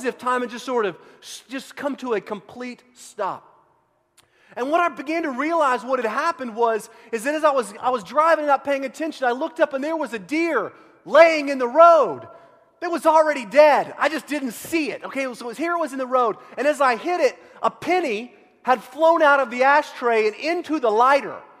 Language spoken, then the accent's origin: English; Central Texas, United States; I grew up in Central Texas